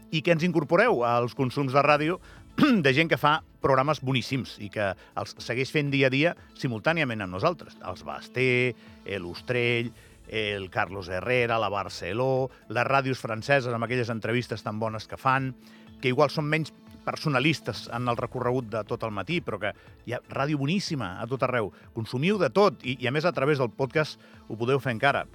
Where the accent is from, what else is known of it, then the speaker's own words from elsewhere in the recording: Andorra; Som tan andorrans com el que més